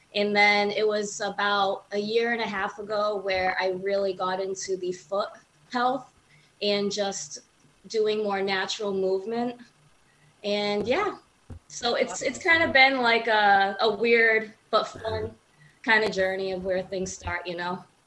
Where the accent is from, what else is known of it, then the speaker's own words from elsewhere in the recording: New Bedford, Massachusetts, United States; also born or lived in Arizona; Born and raised in uh, New Bedford, Massachusetts